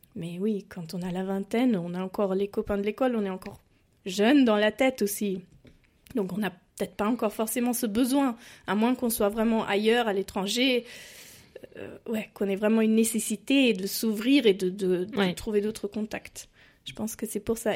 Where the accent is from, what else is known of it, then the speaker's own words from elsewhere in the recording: a small town near Stuttgart, Baden-Württemberg, Germany; French is a second language; moved away as an adult; also born or lived in France; je viens d'une petite ville à côté de Stuttgart